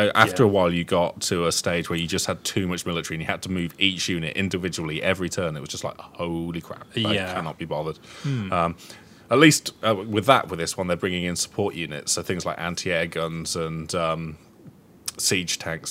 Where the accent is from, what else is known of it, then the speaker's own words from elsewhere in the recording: United Kingdom; As British youths